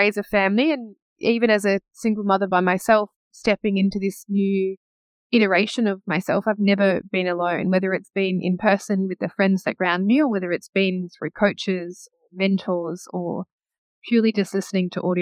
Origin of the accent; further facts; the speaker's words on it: Perth, Western Australia, Australia; also born or lived in Geraldton, Western Australia; I was born in Geraldton. I grew up in Perth.